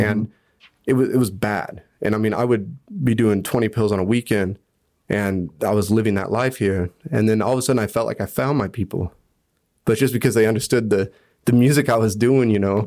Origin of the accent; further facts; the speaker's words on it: Hutchinson, Kansas, United States; moved away as an adult; now in Bern, Switzerland; I loved growing up in Hutch